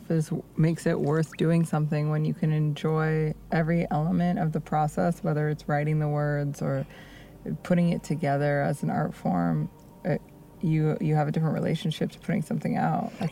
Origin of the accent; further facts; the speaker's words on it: Bay Area, California, United States; moved away; i grew up in the bay